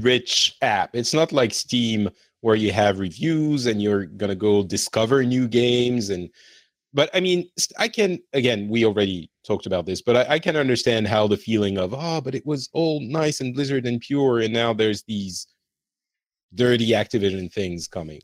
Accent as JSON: {"language": "English", "country": "France", "also_born_or_lived": "Lebanon", "moved": "yes", "said": "I feel like I'm more from France"}